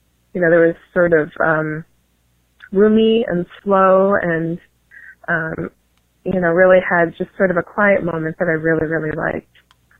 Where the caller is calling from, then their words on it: Illinois, United States; I'm from Illinois.